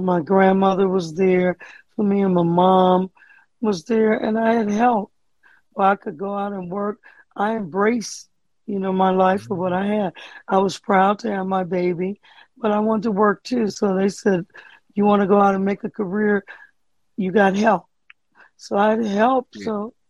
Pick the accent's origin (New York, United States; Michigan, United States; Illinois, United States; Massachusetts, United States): Michigan, United States; Detroit; I grew up in church in Detroit, Michigan.